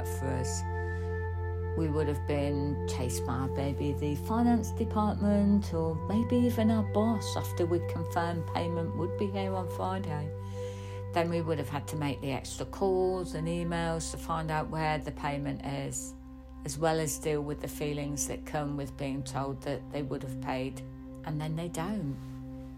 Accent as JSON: {"language": "English", "country": "United Kingdom", "said": "we as British people have grown up with this"}